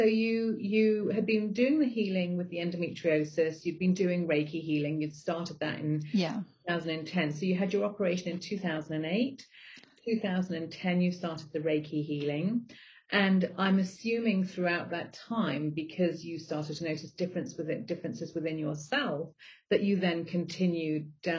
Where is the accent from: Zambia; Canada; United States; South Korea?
Zambia; also born or lived in Botswana; I grew up in Africa. So I grew up in Zambia and Botswana. And so I grew up on a meat-based diet.